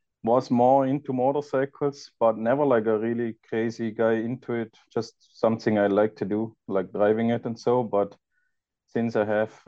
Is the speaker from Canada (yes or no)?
no; Austria; moved away as an adult; now in California, United States; I'm originally from Austria